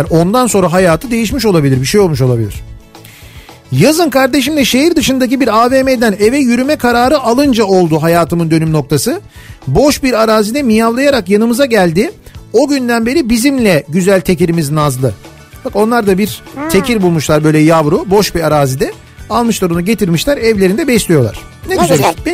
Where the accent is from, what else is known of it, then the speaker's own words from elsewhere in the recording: Kars Province, Turkey; now in Ankara, Turkey; Ben hem Karslıyım hem Ankara'da oturuyorum.